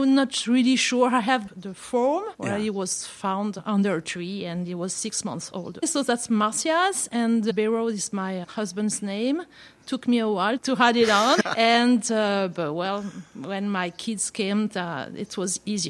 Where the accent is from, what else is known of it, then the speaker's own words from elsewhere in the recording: Villeneuve-le-Roi, Île-de-France, France; also born or lived in Paris; I was born in the Paris suburbs.